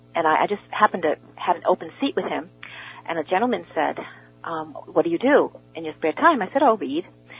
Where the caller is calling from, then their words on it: New Jersey, United States; First of all … from New Jersey, and you just totally brought me back to the past of my life.